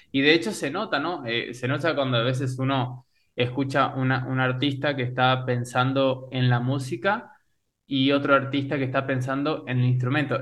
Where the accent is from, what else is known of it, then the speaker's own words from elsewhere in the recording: Uruguay; moved away; also born or lived in Oberá, Argentina / Buenos Aires, Argentina; como persona nací en Uruguay y como músico en Oberá